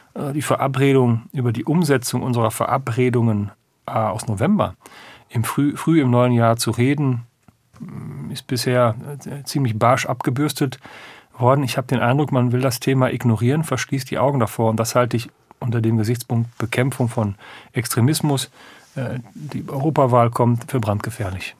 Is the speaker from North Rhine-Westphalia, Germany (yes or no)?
yes; western Münsterland, North Rhine-Westphalia, Germany; ich komme, kämen aus Westfalen, stimmt noch genau, aus dem westlichen Münsterland